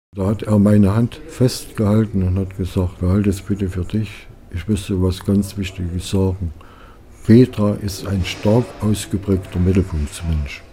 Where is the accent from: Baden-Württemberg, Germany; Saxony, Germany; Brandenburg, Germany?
Saxony, Germany; Waldheim; Ich persönlich habe in meiner Kindheit viel hier in Waldheim gelebt